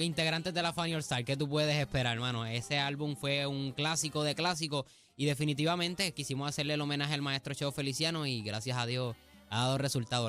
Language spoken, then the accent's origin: Spanish; Cidra, Puerto Rico; mi pueblo de Sidra